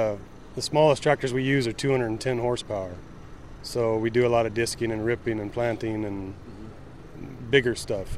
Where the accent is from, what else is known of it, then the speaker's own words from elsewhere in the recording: Fresno, California, United States; I'm from Fresno, California.